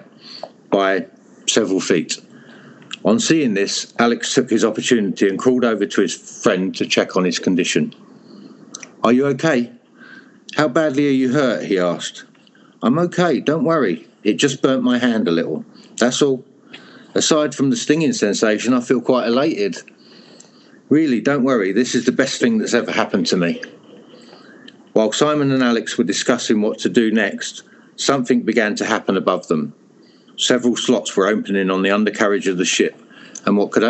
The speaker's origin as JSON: {"language": "English", "area": "Hertfordshire", "region": "East of England", "country": "United Kingdom", "also_born_or_lived": "Europe", "moved": "yes"}